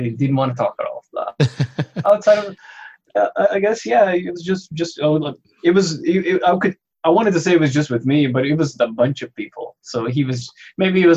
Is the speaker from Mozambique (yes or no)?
yes; Mozambique; now in Canada; I am originally from Mozambique, but I'm Canadian now.